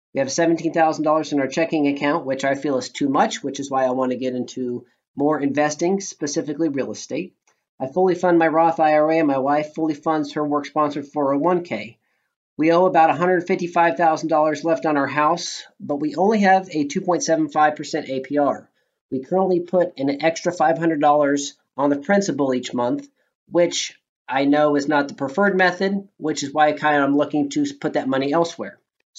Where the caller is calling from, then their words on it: Kansas City, United States; I am calling from Kansas City.